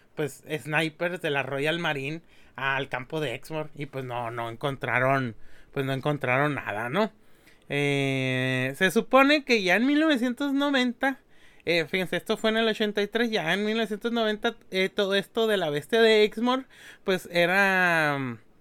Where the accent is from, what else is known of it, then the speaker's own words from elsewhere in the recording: Mexico; somos mexicanos